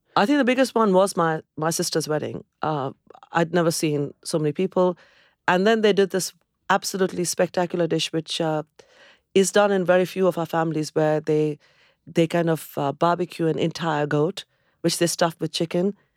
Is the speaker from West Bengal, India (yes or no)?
yes; Kolkata, West Bengal, India; moved away as an adult; also born or lived in Cambridge, United Kingdom; now in United Kingdom; I come from Calcutta, where there is this abundance of greenery